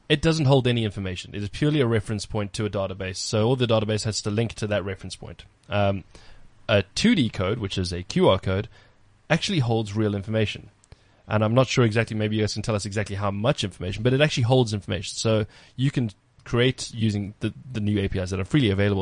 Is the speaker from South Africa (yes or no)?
yes; South Africa; being proudly South African.